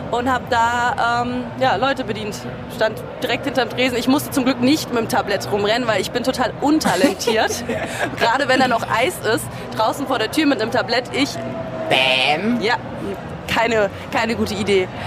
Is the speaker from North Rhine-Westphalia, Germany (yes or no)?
no; Rüdesheim am Rhein, Hesse, Germany; Ähm, ich komme aus Hessen, aus dem schönen Rheingau.